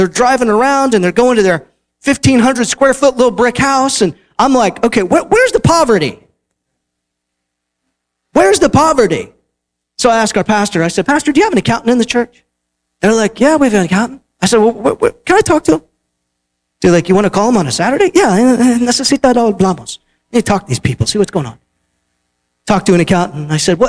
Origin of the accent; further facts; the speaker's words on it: Houston, Texas, United States; I'm from Houston, Texas. I'm like, I thought we did big.